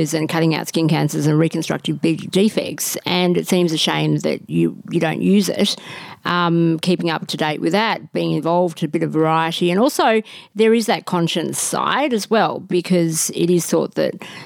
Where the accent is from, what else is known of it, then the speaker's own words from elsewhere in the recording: Melbourne, Victoria, Australia; I'm originally from Melbourne